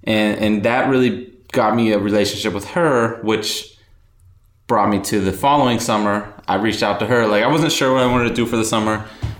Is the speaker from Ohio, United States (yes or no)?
yes; Youngstown, Ohio, United States; moved away as an adult; now in Los Angeles, United States; Well, I grew up in Ohio, in Youngstown, Ohio. It's like northeast, kind of in between Cleveland and Pittsburgh.